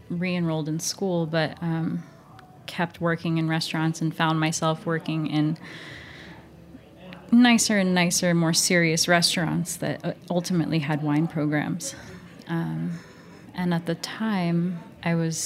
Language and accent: English; rural New Jersey, United States; moved away; also born or lived in New York; I grew up in rural New Jersey, so that meant at the start working in pizzerias and places in my hometown